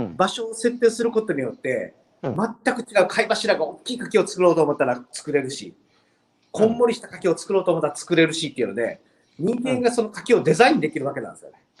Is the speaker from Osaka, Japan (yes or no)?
yes; Osaka, Japan; moved away as an adult; now in Toba, Japan; 出身は大阪で、えー、十二年前に、えー、この漁村の方に来て